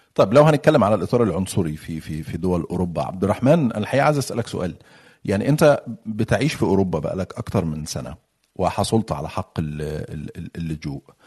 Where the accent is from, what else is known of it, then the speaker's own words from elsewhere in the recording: Egypt; now in United Kingdom; انا مصري وريفوجي في بريطانيا فانا يعني بتكلم من منطلق اللي جاي من مصر